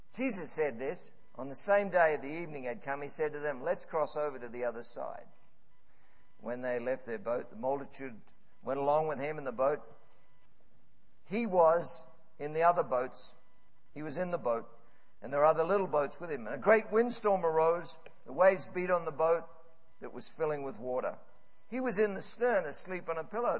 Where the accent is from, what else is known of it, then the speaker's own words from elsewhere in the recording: Scotland, United Kingdom; I'm Scottish